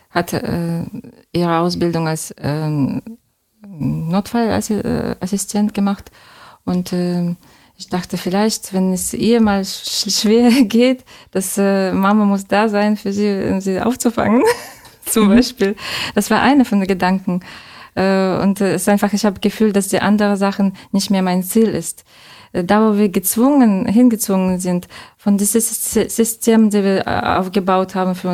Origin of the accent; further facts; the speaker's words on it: Saint Petersburg, Russia; German is a second language; Ich bin ähm, als Großstadtkind aufgewachsen in zauberhaften St. Petersburg. Und äh, äh, jetzt wohne ich in einer Laube.